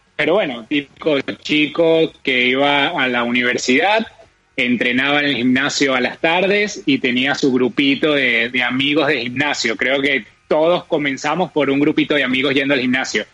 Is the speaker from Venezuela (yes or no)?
yes; Venezuela; moved away; nosotros dos somos de Venezuela, cada uno está en un país diferente